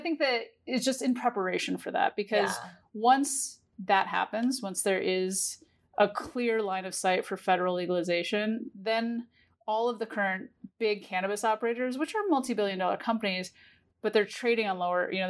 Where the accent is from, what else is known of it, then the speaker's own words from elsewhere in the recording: New York, United States; And now, as a New Yorker and the East Coast coming online